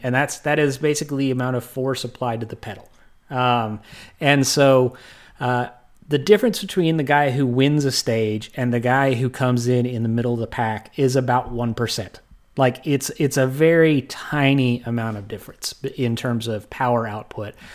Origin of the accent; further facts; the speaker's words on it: Texas, United States; growing up in Texas